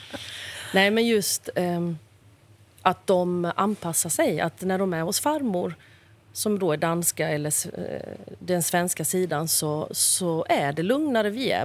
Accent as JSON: {"language": "Swedish", "town": "Växjö", "region": "Kronoberg County", "country": "Sweden", "tie": "born or raised there", "said": "i Kronobergs slottsruin i Växjö där jag är född"}